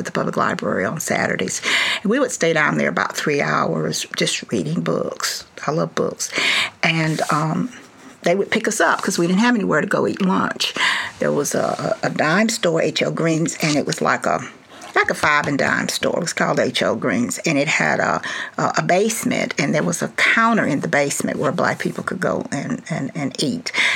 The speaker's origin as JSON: {"language": "English", "town": "Dallas", "region": "Texas", "country": "United States", "tie": "born or raised there", "also_born_or_lived": "Tuskegee, Alabama / Cambridge, Massachusetts", "said": "I grew up in Dallas."}